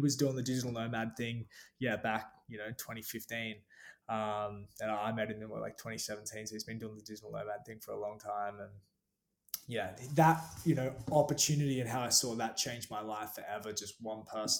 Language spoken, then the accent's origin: English; Gold Coast, Queensland, Australia; I'm from the Gold Coast, Australia. It's like a surf town on the east coast of Australia